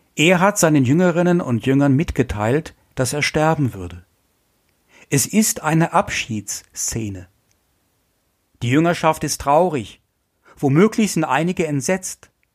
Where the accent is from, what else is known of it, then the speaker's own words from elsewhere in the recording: Essen, North Rhine-Westphalia, Germany; Ich komme ja aus Essen, aus dem Ruhrgebiet